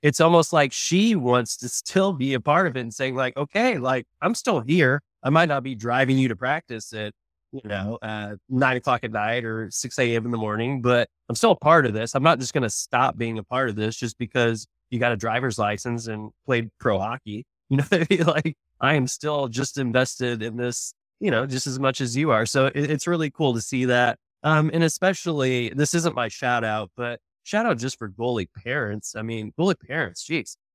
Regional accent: Oklahoma, United States; now in Texas, United States; I'm from Oklahoma. I'm an Oklahoman. I live in Texas now

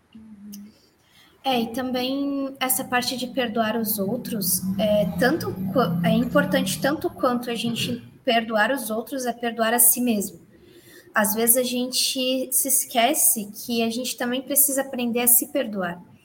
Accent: Balneário Camboriú, Santa Catarina, Brazil; eu sou de Balneário Camboriú, Santa Catarina

